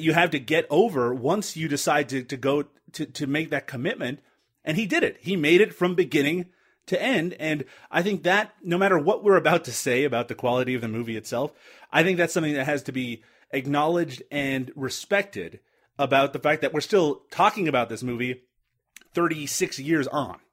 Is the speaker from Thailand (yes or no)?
no; Canada; I'm Canadian.